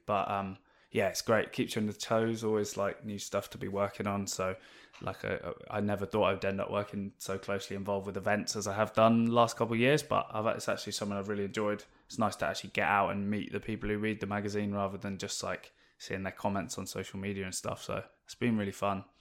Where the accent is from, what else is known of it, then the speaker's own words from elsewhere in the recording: Oxfordshire, South East England, United Kingdom; also born or lived in West London; now in Newquay, United Kingdom; so I grew up in, in West London originally till I was about ten or eleven, and then we moved out to, um, a little village in Oxfordshire.